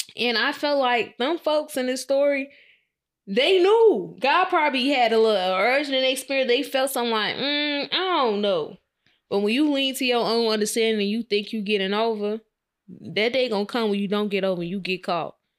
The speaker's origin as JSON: {"language": "English", "town": "Chicago", "region": "Illinois", "country": "United States", "said": "I was in from Chicago in the hood"}